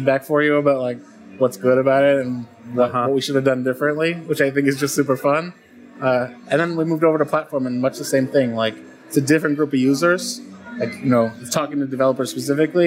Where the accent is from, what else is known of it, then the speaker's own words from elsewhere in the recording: Calgary, Alberta, Canada; moved away as an adult; also born or lived in Waterloo, Canada; now in United States; I'm a Canadian transplant to the U.S., grew up in the west side of Canada in Calgary